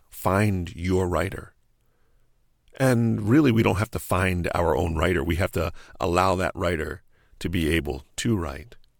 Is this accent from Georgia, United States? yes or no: no; New Jersey, United States; moved away as an adult; also born or lived in New York; I grew up in New Jersey on a little family farm.